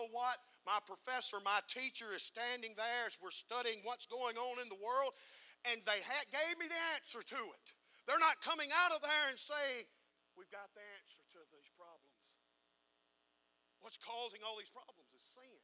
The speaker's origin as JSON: {"language": "English", "country": "United States", "said": "I'm an American"}